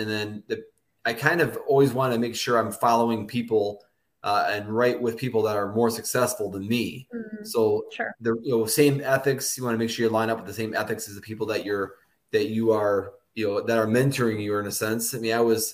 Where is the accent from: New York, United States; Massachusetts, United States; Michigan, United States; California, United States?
Michigan, United States; I'm from Michigan, and I grew up like a hour north of Metro Detroit area out in a little small town